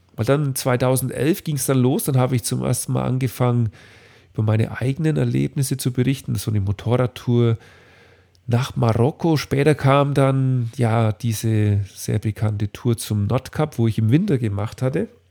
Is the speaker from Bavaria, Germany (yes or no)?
yes; Dinkelsbühl, Bavaria, Germany; in Dinkelsbühl, meinem Heimatort